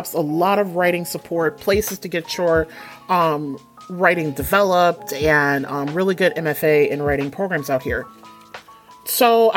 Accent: Detroit, Michigan, United States; moved away as an adult; now in New England, United States; I'm originally from Detroit, born and raised, what up, though? From the West Side

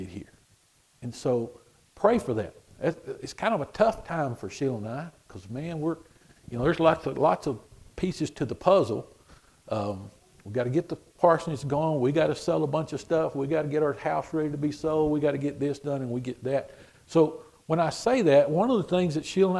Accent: Swenson, Texas, United States; I'm from Swenson

